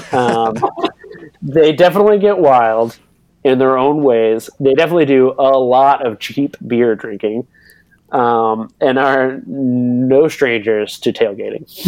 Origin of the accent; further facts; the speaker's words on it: Northwest Florida, United States; moved away; also born or lived in Belgium; I'm from Northwest Florida